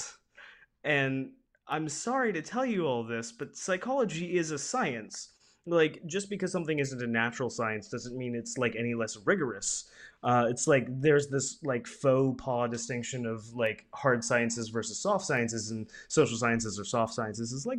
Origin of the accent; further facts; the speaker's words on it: Pensacola, Florida, United States; This is my hometown university